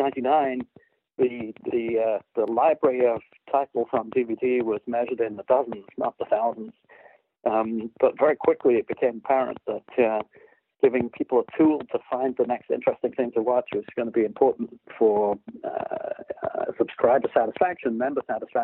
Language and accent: English; United Kingdom; which, of course, me as a Brit